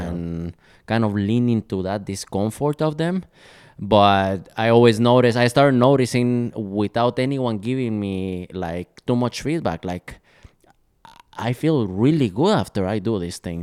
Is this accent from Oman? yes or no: no; Guatemala; moved away as an adult; now in Minneapolis, United States; I'm originally from Guatemala, so I grew up in a tropical country.